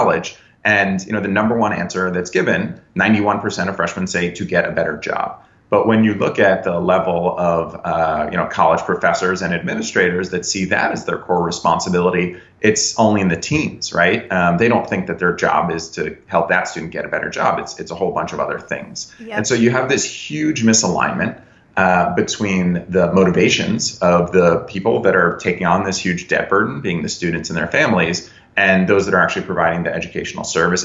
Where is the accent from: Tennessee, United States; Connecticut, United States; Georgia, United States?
Connecticut, United States; also born or lived in New York; I'm born and raised in the Northeast, born in New York, raised in Connecticut